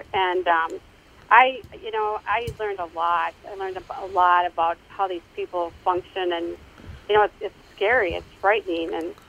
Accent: Minnetonka, Minnesota, United States; now in Victoria, United States; I am from Minnesota, yep. I grew up in Minnetonka.

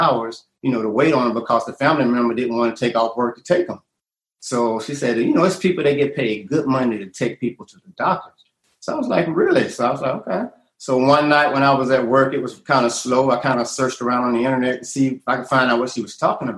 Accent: Atlanta, Georgia, United States; I'm from Atlanta, you know, and I've been here about 35 years now.

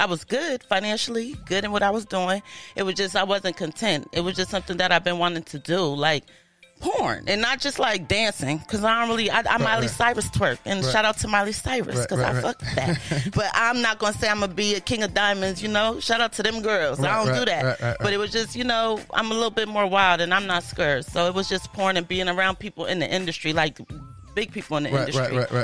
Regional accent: New Haven, Connecticut, United States; moved away; also born or lived in Los Angeles, California; I'm originally from New Haven, Connecticut

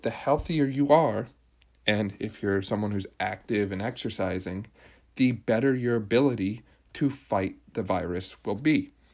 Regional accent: Pennsylvania, United States; Pennsylvania now, because this is my home state

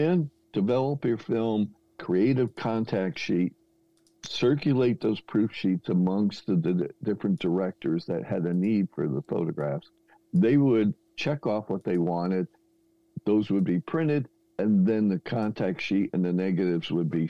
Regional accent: New Jersey, United States; moved away as an adult; also born or lived in Santa Barbara, California; I'm in New Jersey at the time, born and raised.

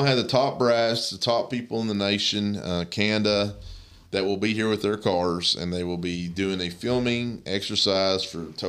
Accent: Appalachia, United States; that's where I'm from. {S0} Yeah. {S1} I'm Appalachian.

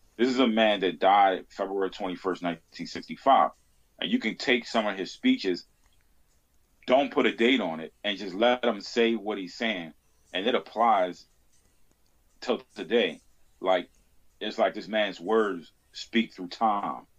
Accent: Baltimore, Maryland, United States; I grew up in Baltimore

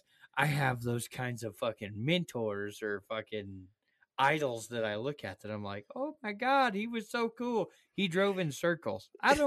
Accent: United States; I'm American proud, man.

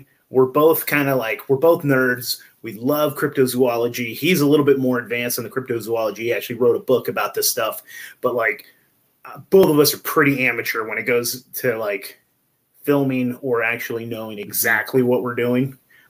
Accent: California, United States; now in Pacific Northwest, United States; I came from Northern California before, like Humboldt County-ish area, if you know where any of that is.

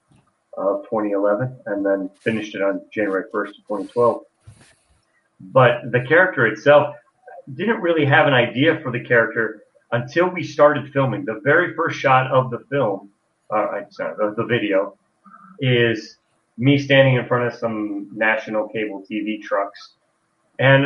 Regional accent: Carroll County, Iowa, United States; I grew up in Carroll County, Iowa, which is in West Central Iowa.

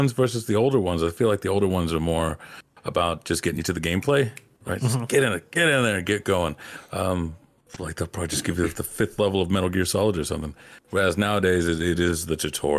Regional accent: Virginia, United States; also born or lived in New Jersey; I grew up in Virginia. I was the Hispanic.

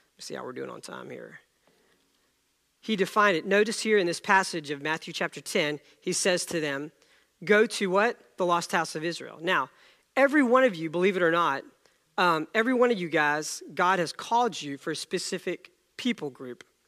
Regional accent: India; moved away; I was born in India

